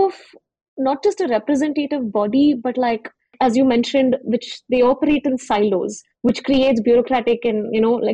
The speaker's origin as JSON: {"language": "English", "town": "Hyderabad", "region": "Telangana", "country": "India", "tie": "born or raised there", "said": "growing up in Hyderabad, I used to take the bus to school in high school"}